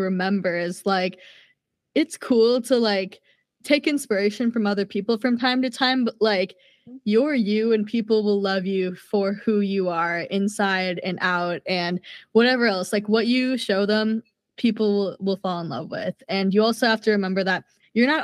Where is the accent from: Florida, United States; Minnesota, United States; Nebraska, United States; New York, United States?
Minnesota, United States; I'm from Minnesota